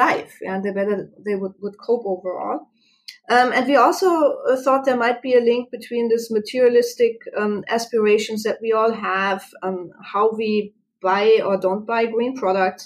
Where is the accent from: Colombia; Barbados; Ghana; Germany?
Germany; moved away as an adult; now in Arizona, United States; I'm sure you can pick up my accent. I'm from Germany originally. I came to the United States and here to Arizona roughly 11 years ago.